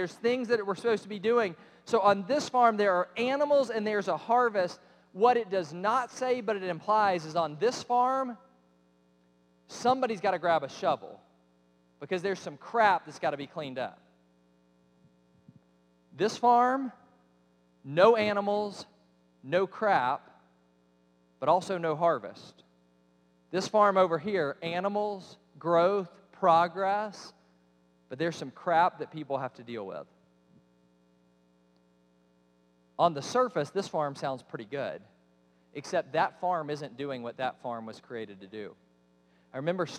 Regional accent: Cobb County, Georgia, United States; I grew up in Cobb County, Georgia.

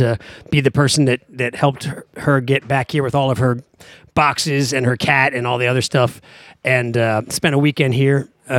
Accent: Washington, District of Columbia, United States; moved away as an adult; now in New Orleans, United States; I grew up in Washington, D.C.

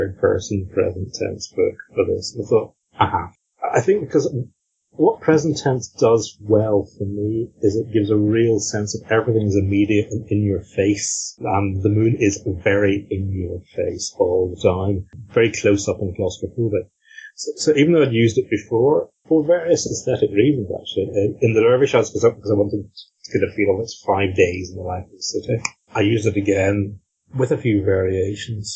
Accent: Northern Ireland, United Kingdom; growing up in Northern Ireland as officially a Protestant

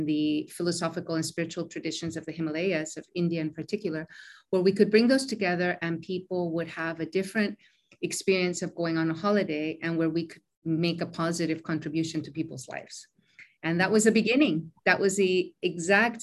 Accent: Mexico; moved away as an adult; also born or lived in Koh Samui, Thailand; now in Thailand; born and raised in Mexico from a Mexican mother

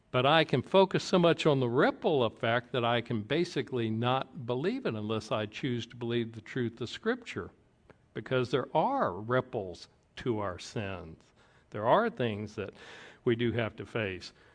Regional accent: the South, Georgia, United States; I grew up in the South in, uh, Georgia

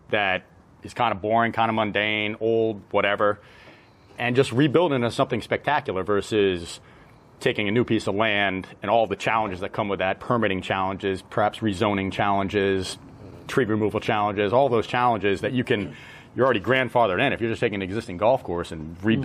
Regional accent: New England, United States; And I'm from New England. I've played, you know, I've played proper Donald Ross golf courses.

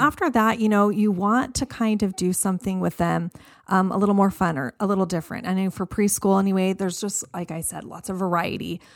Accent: Arizona, United States; I grew up here. I grew up in Arizona.

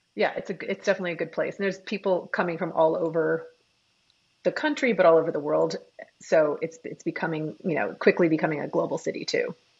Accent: New York City, New York, United States; moved away as an adult; also born or lived in Michigan / San Francisco; now in Austin, United States; I grew up in New York City

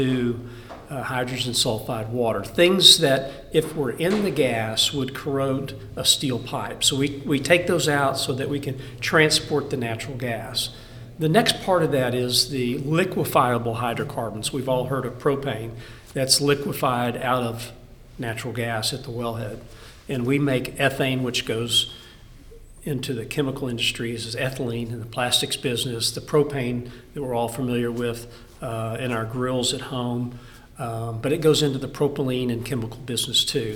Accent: Texas, United States; also born or lived in Colorado / Louisiana; I'm born Texan. I'll always be a Texan.

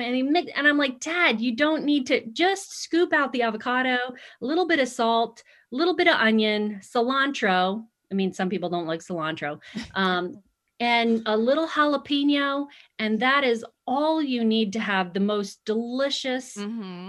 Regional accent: Long Island, New York, United States; moved away as an adult; now in Arizona, United States; I'm also from Long Island

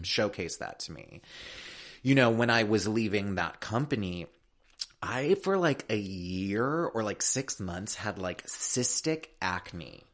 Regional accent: Chicago, Illinois, United States; now in California, United States; I'm from Chicago. I'm from the Midwest.

